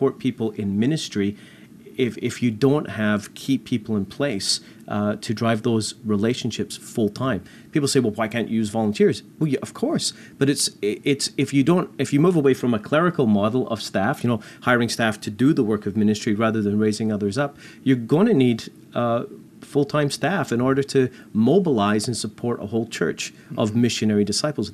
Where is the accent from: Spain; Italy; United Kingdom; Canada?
Canada; I'm not American, I'm Canadian